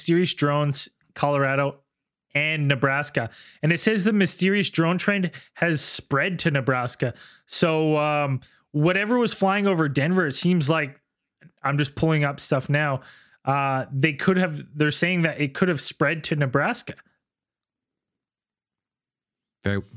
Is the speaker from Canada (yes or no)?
yes; Canada; as a Canadian